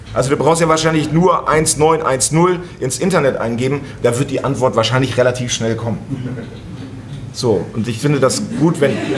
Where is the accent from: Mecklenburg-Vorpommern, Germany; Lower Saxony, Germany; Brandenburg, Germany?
Lower Saxony, Germany; Hemmoor; now in Berlin, Germany; Wir sind ja aus Hemmoor anderthalb Stunden hierher gefahren